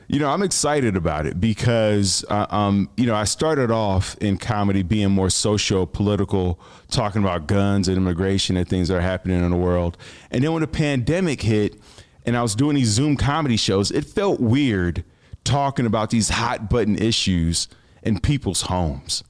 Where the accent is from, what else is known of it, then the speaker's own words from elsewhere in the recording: Chicago, Illinois, United States; I'm from Chicago